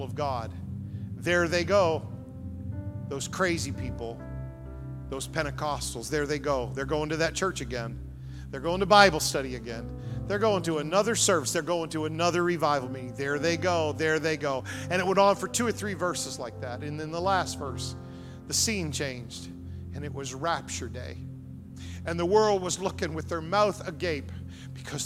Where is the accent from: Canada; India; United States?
Canada; Fredericton, New Brunswick; I grew up in Fredericton, New Brunswick